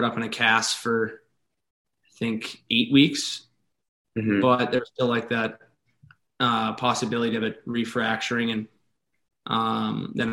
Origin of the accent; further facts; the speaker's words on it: Minnesota, United States; I pretty much grew up on the outdoor rinks. I got a couple small town rinks in Twig over here